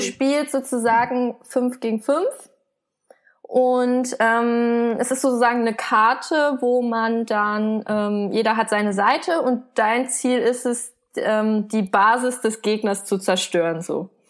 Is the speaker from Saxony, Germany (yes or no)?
yes; Leipzig, Saxony, Germany; moved away as an adult; now in Berlin, Germany; weil ich bin ja hier geboren in Deutschland und ich hatte mich als Kind auch immer so als deutsches Kind gesehen.